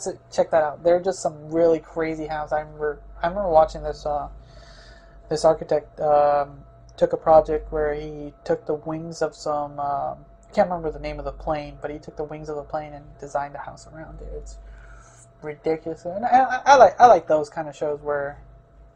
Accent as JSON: {"language": "English", "town": "Chicago", "region": "Illinois", "country": "United States", "tie": "born or raised there", "moved": "yes", "lives_now": "Oregon, United States", "said": "I grew up in Chicago"}